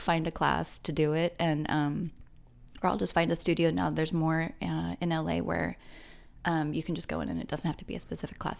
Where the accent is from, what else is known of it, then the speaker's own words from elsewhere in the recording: Orange County, Southern California, United States; also born or lived in Long Beach, California / Los Angeles, California; I grew up in Southern California